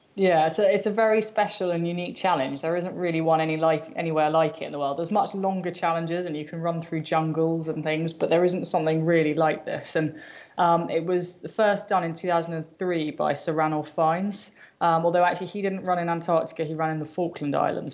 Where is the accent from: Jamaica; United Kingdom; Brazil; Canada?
United Kingdom; I am British, I am a runner